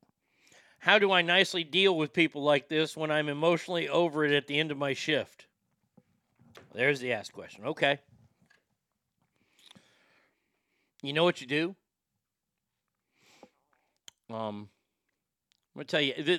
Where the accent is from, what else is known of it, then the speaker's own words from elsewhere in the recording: Texas, United States; I love living in my home state of Texas